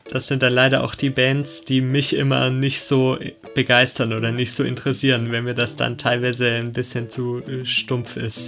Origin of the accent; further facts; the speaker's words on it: Arnach, Baden-Württemberg, Germany; ich komme aus Arnach, ein 2000-Leute-Dorf in Baden-Württemberg